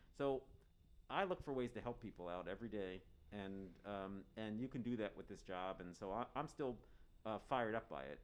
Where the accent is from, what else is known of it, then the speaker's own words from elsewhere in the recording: Harrisburg, Pennsylvania, United States; now in Santa Cruz, United States; I grew up in Harrisburg, Pennsylvania